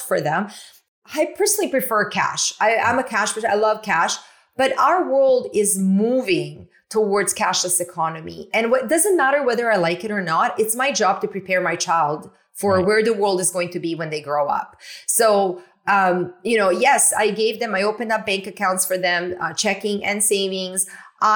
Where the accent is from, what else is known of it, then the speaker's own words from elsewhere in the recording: Canada; I'm from Canada